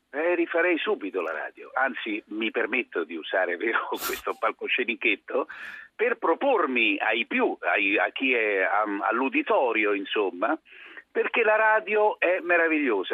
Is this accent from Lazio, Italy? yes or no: yes; Rome, Lazio, Italy; Io sono, sì, molto, direi anche troppo romano